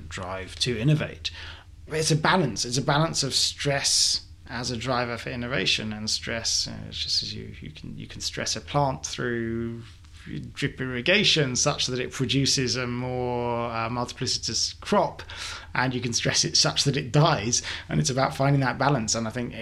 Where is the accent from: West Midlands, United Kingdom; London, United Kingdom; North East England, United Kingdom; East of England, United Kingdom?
London, United Kingdom; as a Londoner